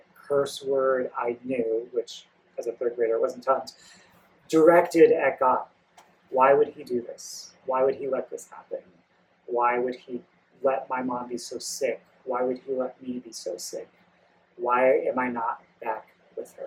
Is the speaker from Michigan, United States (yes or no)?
no; Goshen, Indiana, United States; also born or lived in Alaska; And so after fourth grade, I moved from Indianapolis up to Goshen, Indiana, with the Parrots and my new family